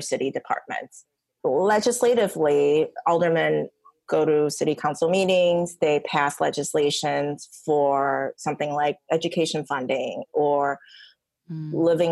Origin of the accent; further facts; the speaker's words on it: Niles, Illinois, United States; also born or lived in Taiwan / Michigan; now in Chicago, United States; I came to the States from Taiwan when I was 9, and I grew up in the suburbs in Niles with my mom and brothers